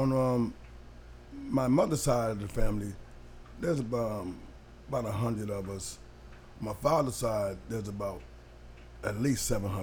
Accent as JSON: {"language": "English", "town": "New Haven", "region": "Connecticut", "country": "United States", "tie": "born or raised there", "said": "I grew up in New Haven, Connecticut."}